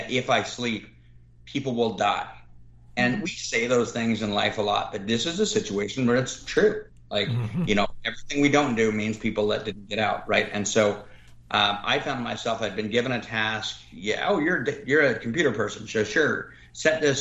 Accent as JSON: {"language": "English", "town": "Reno", "region": "Nevada", "country": "United States", "tie": "born or raised there", "said": "The area I live, I grew up in around Reno, Nevada, by Lake Tahoe"}